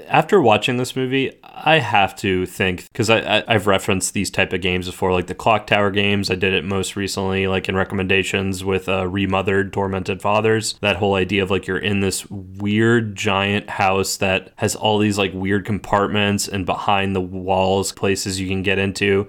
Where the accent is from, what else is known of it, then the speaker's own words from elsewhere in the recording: Southeast, United States; growing up in the Southeast